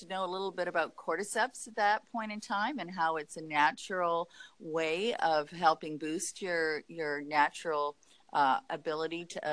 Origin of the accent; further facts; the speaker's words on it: Canada; moved away as an adult; also born or lived in Montreal / Los Angeles / Tahoe; I'm Canadian. I went to McGill University in Montreal